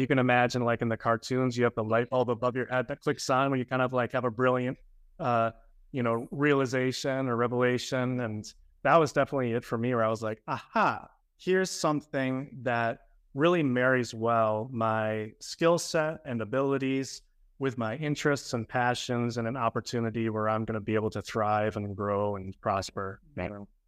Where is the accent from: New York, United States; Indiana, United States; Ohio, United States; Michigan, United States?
Michigan, United States; Grand Rapids; moved away as an adult; also born or lived in Chicago; now in Miami, United States; I was born and raised in Grand Rapids, Michigan